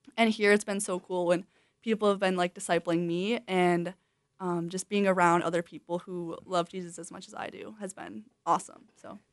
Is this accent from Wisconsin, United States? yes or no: yes; Wisconsin, United States; moved away as an adult; I grew up in Wisconsin